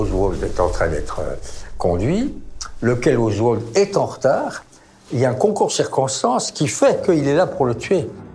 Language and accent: French; France; je suis français.